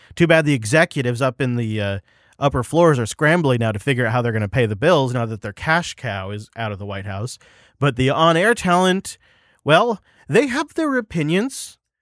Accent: Washington, United States; My home state of Washington

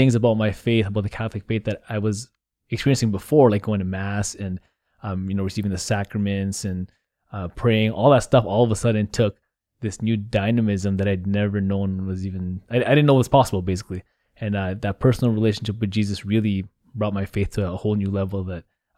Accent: Vancouver, British Columbia, Canada; So like you said, I grew up here in the Archdiocese of Vancouver. St. Patrick's Vancouver is my home parish. So I went to elementary and high school there.

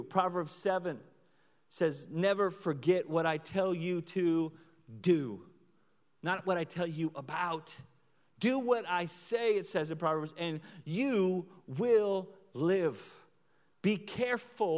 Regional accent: Oklahoma, United States; now in Lawrence, United States; I'm from Oklahoma

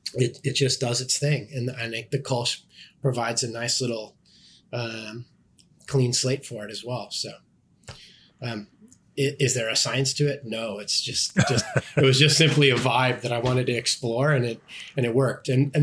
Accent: West Coast, United States; And then I also blended a West Coast strain because I'm from the West Coast

